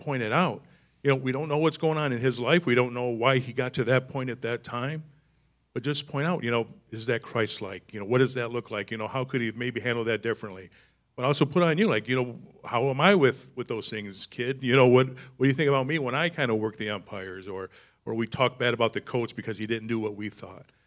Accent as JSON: {"language": "English", "region": "East Michigan", "country": "United States", "tie": "born or raised there", "said": "I grew up in East Michigan"}